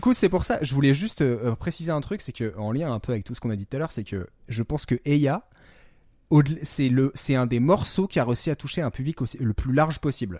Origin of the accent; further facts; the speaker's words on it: France; en tant que petit français